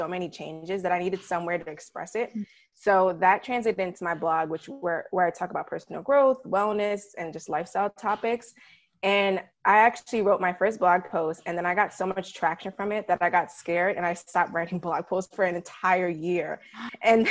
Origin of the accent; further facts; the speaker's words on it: New York City, New York, United States; also born or lived in Ithaca, New York; I'm originally from New York City